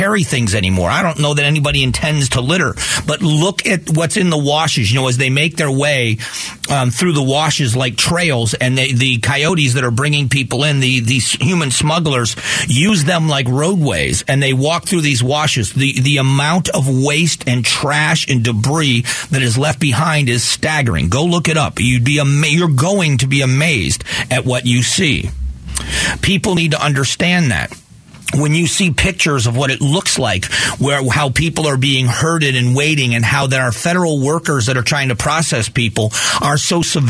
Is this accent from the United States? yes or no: yes; United States